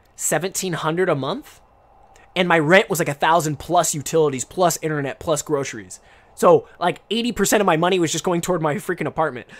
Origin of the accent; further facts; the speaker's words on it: Portland, Oregon, United States; first language English; moved away as an adult; now in Japan; I come from Portland, Oregon